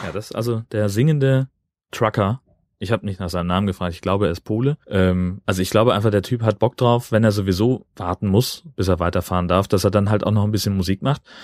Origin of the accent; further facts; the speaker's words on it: Kiel, Schleswig-Holstein, Germany; als Kieler